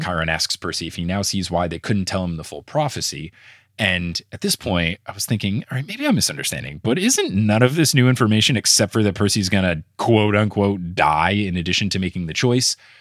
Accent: New York City, New York, United States; as a New Yorker

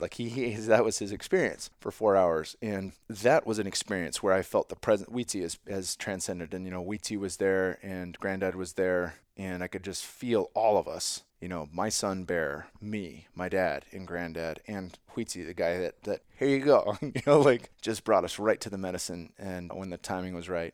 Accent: San Jose, California, United States; my hometown of San Jose

